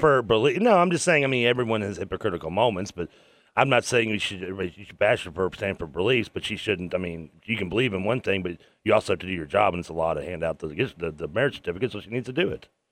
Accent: Kentucky, United States; I'm from Kentucky

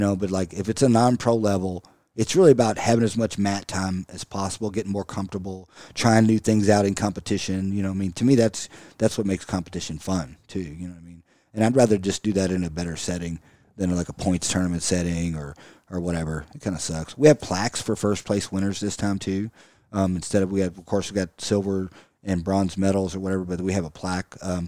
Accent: United States; Anything military, I absolutely love it because I'm American.

